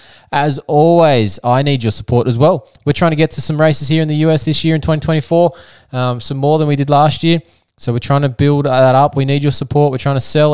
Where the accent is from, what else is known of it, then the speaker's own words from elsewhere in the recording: Australia; the physiotherapist from Down Under. That's right, we are from Australia